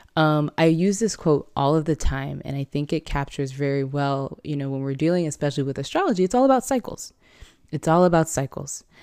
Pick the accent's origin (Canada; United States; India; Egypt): United States; San Diego, California; I'm from San Diego, California